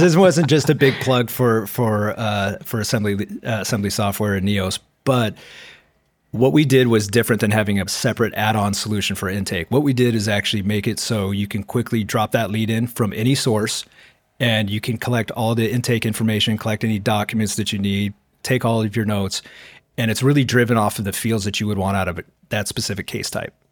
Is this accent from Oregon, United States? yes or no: yes; Portland, Oregon, United States; moved away; Originally, I was from Portland, Oregon area